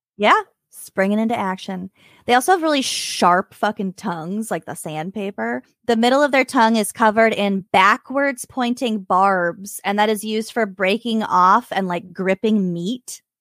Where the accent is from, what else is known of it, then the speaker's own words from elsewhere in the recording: Minnesota, United States; we're from Minnesota